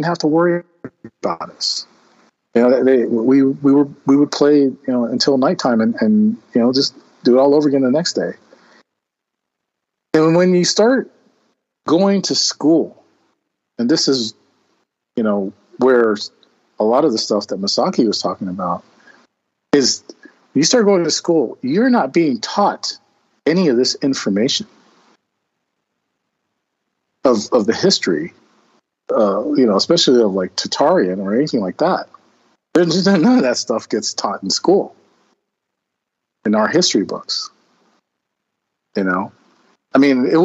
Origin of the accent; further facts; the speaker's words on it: North Bay, California, United States; also born or lived in Oakland, California; I grew up in a small town. It's not small now, but back in the 70s, it was a military-based town.